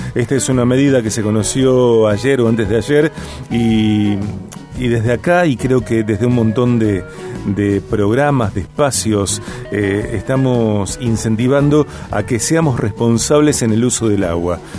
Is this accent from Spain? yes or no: no; Rosario, Santa Fe, Argentina; nosotros como sociedad rosarina